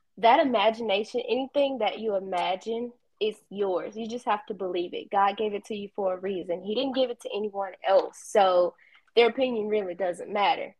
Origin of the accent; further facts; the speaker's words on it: Kosciusko, Mississippi, United States; now in Starkville, United States; from Kosciuszko